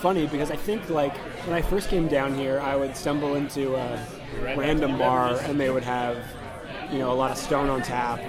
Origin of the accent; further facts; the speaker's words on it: Whitby, Ontario, Canada; moved away as an adult; also born or lived in Toronto; now in Los Angeles, United States; Born and raised in Whitby, Ontario, went to Ryerson University, that's when I moved to Toronto.